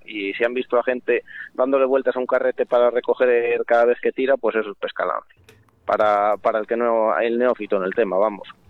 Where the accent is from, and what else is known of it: Castile and León, Spain